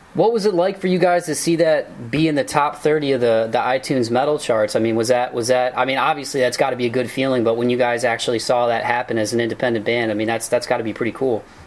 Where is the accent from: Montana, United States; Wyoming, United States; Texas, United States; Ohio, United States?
Ohio, United States; Toledo; I'm from Toledo. It's it's a smaller town, but uh, very very blue